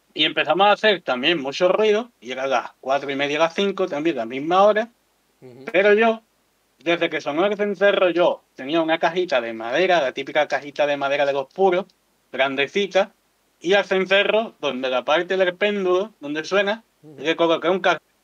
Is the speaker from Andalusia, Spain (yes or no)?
yes; Andalusia, Spain; como somos todos andaluces